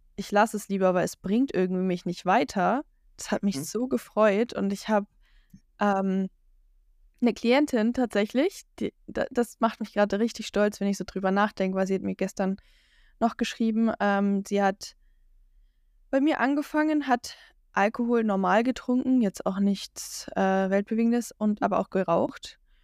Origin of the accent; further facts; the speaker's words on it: Franconia, Bavaria, Germany; Ich, ich komme aus Franken, aber Franken ist in Bayern